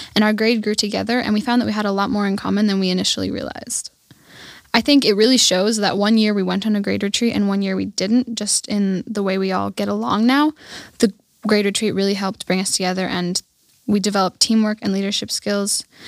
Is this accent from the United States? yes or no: no; Germany; now in Garmisch, Germany; I lived in a small German village called Schweinsat, and that's where I grew up